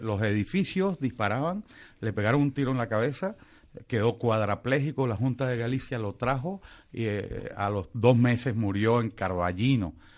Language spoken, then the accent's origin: Spanish; San Cristóbal, Táchira, Venezuela; en mi tierra, en San Cristóbal